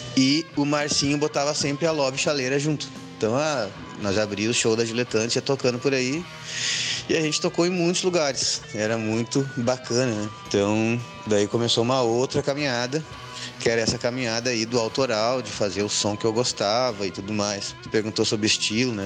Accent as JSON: {"language": "Portuguese", "town": "Sapucaia do Sul", "region": "Rio Grande do Sul", "country": "Brazil", "tie": "born or raised there", "also_born_or_lived": "China", "lives_now": "São Leopoldo, Brazil", "said": "eu nasci em Sapucaia, toda aquela minha parte de banda de baile e tal, e meus amigos que tinham bandas eram todos de Sapucaia."}